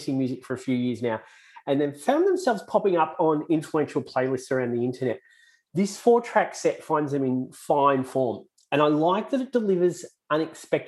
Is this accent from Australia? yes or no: yes; Australia; accent: Aussie; my Aussie accent